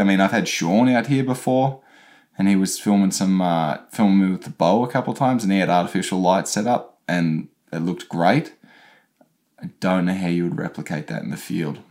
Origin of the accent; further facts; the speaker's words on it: Australia; moved away; me being Australian, not used to the cold